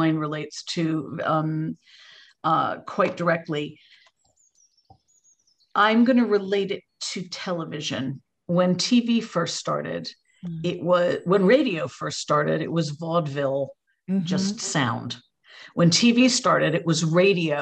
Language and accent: English; United States; accent: American; moved away as an adult; now in United Kingdom; You can probably hear from my voice, I'm American originally, but I have no excuse for still having the accent as I've been here 32 years